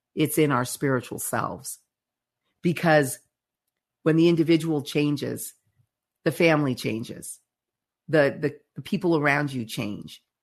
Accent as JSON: {"language": "English", "country": "United States"}